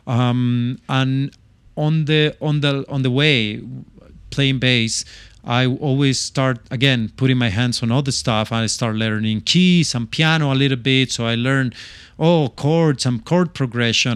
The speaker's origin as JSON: {"language": "English", "country": "Chile", "also_born_or_lived": "London", "second_language": "English", "moved": "as an adult"}